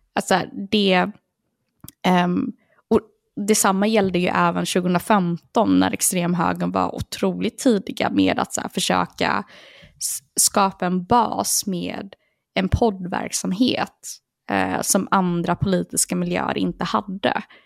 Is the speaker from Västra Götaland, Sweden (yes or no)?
yes; Partille, Västra Götaland, Sweden; Jag växte upp i Partille